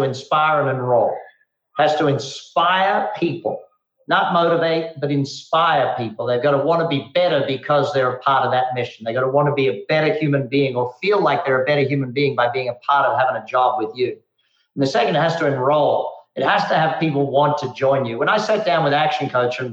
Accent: Australia; moved away as an adult; also born or lived in Darwin, Australia / Adelaide, Australia; now in United States; growing up in Australia

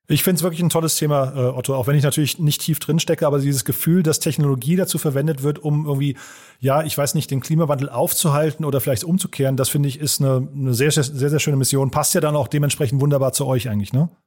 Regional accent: Hofheim, Germany; meine Heimatstadt nach Hofheim

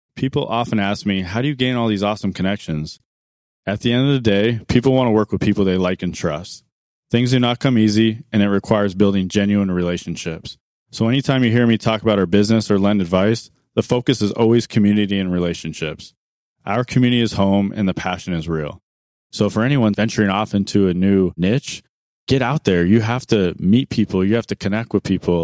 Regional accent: Arizona, United States; I was born and raised in Arizona

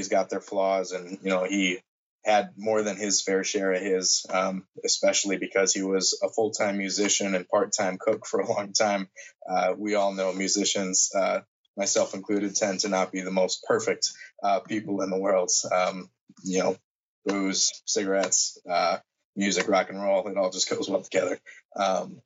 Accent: Green Bay, Wisconsin, United States; I am from Green Bay, Wisconsin, born and raised

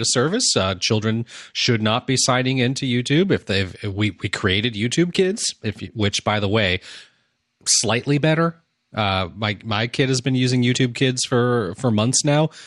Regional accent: United States; I'm an American

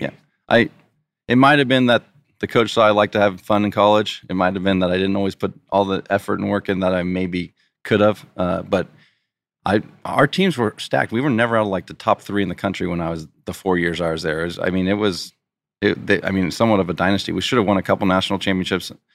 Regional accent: Poway, California, United States; now in Rancho Santa Fe, United States; I grew up in Poway, which is only fifteen, twenty minutes from here.

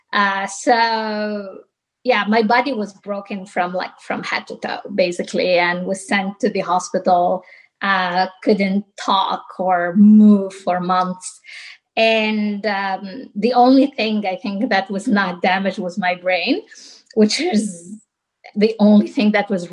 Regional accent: southern Tunisia, Tunisia; now in San Francisco, United States; I was born and raised in Tunisia. I'm from the south of Tunisia, the desert.

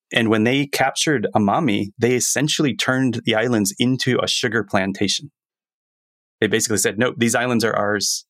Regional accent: Florida, United States; moved away as an adult; now in Japan; Growing up in Florida, university days

